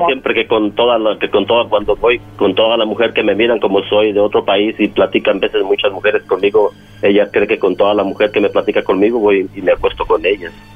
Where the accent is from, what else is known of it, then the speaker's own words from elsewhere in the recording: Mexico; yo soy de México